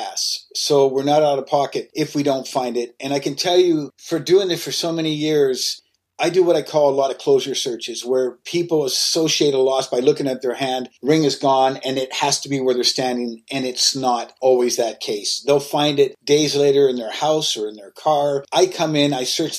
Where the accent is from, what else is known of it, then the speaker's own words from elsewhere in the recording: Canada; I'm from Canada